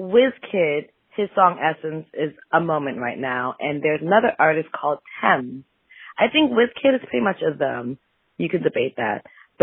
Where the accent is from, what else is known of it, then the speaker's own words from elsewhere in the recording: Ghana; I am in Ghana. I'm actually a Ghanaian hooligan